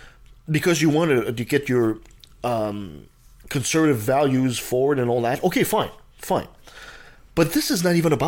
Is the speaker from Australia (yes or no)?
no; Canada; I'm a Canadian.